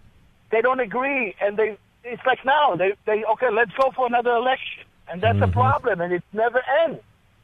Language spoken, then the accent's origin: English; Israel; moved away as an adult; now in Paramus, United States; I'm 56 years old. I came to America 35 years ago, and I came from Israel.